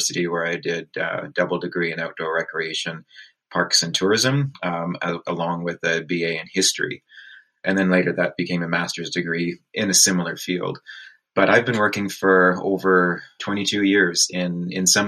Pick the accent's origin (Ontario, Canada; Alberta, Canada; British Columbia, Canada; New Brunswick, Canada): Ontario, Canada; Peterborough; I grew up in Peterborough, Ontario, actually just a little bit north of there between Peterborough and Lakefield.